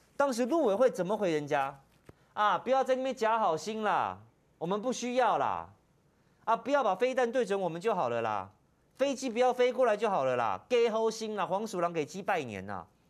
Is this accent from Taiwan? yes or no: yes; Taiwan; 我们台湾人